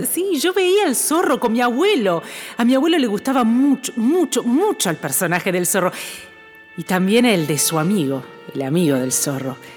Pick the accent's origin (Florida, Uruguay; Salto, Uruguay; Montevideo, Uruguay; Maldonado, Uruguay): Salto, Uruguay; also born or lived in Buenos Aires; now in Montreal, Canada; Un día me fui de mi pueblo, un día me, me fui de Salto. No vine directamente de Salto a Montreal, pasé antes por Buenos Aires, pero de chica yo vivía en el campo, en Salto.